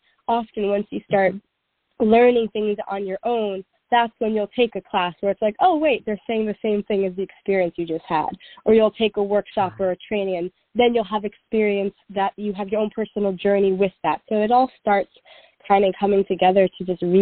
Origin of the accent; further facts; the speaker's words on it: New York City, New York, United States; I was born and raised in New York City